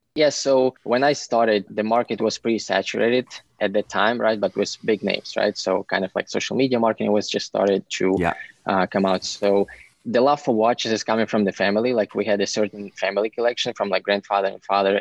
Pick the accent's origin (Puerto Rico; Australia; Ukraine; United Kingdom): Ukraine; moved away as an adult; now in United States; I'm originally from Ukraine and I came 11 years ago for school